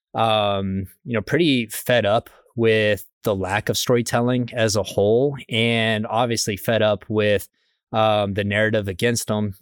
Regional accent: Midland, Texas, United States; I grew up in West Texas in a place called Midland, Texas

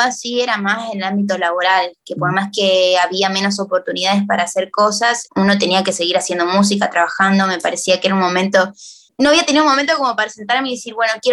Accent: Argentina; moved away; considero que no hay como los argentinos, viste, como rodearse de su gente y y no sé, como que no, voy allá y no siento

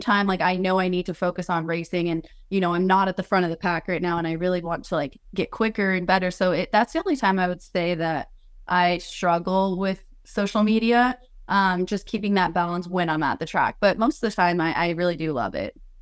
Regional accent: Colorado, United States; I'm from Colorado originally

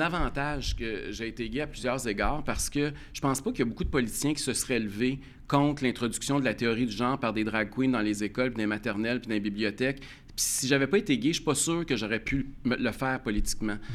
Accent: Quebec, Canada; en tant que Québécois, en tant que Canadiens

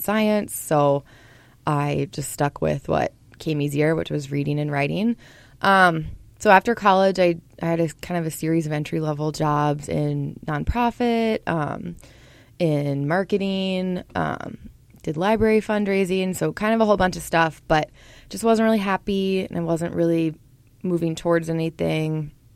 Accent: Portland, Oregon, United States; moved away as an adult; now in Minnesota, United States; I grew up in Portland, Oregon, and I moved to Minnesota about 12 years ago to go to college

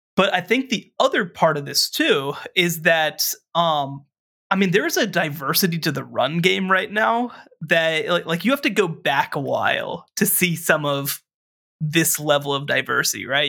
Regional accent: Texas, United States; in my home state of Texas

